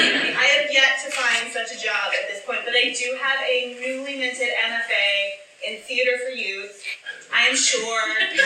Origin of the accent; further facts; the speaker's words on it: Chicago, Illinois, United States; But I'm like pretty legit born and raised in the city, Chicago. You know, like when I was a little kid, growing up on the Southwest Side